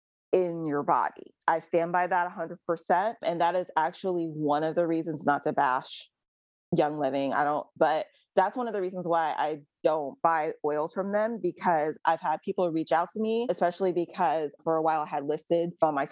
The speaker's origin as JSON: {"language": "English", "country": "Jamaica", "said": "from being a Jamaican girl growing up in a household full of plants and herbs"}